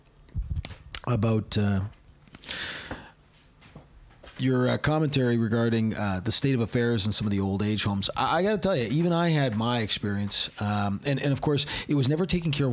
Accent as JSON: {"language": "English", "town": "Hamilton", "region": "Ontario", "country": "Canada", "tie": "born or raised there", "said": "she's from my hometown"}